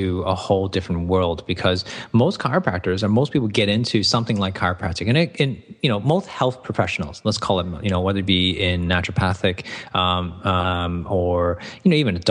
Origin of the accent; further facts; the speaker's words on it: Toronto, Ontario, Canada; moved away; I'd gone to school in Toronto, Canada, so that's where my accent comes from